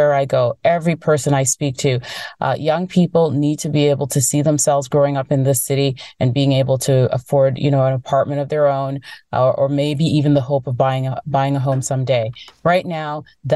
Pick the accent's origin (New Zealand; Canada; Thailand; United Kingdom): Canada; Toronto, Ontario; I grew up in Scarborough